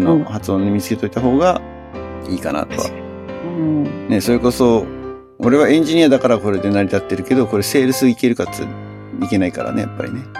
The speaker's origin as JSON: {"language": "Japanese", "country": "Japan", "moved": "yes", "said": "俺が日本人"}